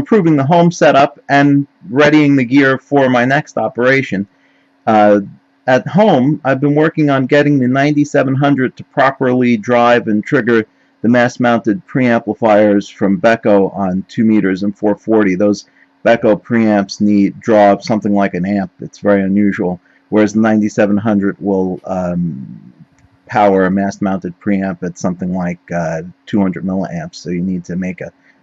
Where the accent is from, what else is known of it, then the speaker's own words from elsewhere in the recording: New York City, New York, United States; as a kid growing up in Queens, which is on Long Island